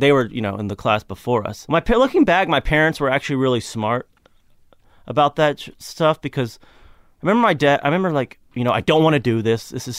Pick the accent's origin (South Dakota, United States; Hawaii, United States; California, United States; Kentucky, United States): Kentucky, United States; Yeah, I grew up in Kentucky. My family's mostly from Tennessee.